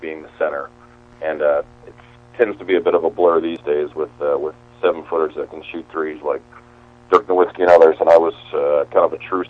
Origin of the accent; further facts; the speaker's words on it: Winnipeg, Manitoba, Canada; moved away as an adult; also born or lived in Seattle; I grew up in Winnipeg, which is the Slurpee capital of the world